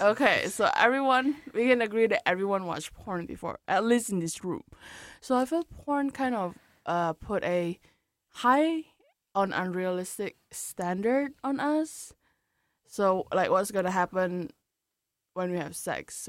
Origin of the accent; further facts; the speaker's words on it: Indonesia; coming from Indo, like because I'm from Indonesia